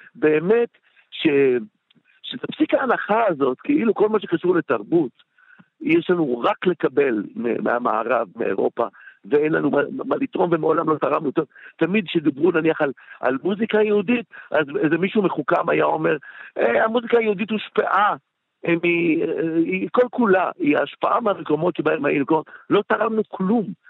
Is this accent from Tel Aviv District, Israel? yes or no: yes; Bat Yam, Tel Aviv District, Israel; also born or lived in Jerusalem; ושם אני גדלתי עשר שנים, ו- ובת ים היא חלק מהזהות שלי לגמרי